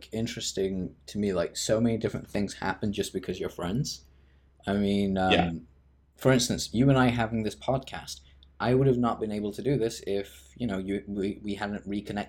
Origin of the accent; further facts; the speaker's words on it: Leicester, East Midlands, United Kingdom; also born or lived in Plymouth; now in London, United Kingdom; I'm now living in London, but I'm originally from Leicester, then I moved to Plymouth, and now I'm in London.